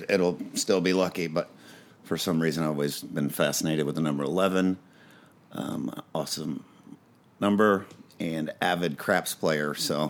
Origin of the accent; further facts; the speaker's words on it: Indianapolis, Indiana, United States; moved away as an adult; now in Los Angeles, United States; Well, I was born in Indianapolis, Indiana.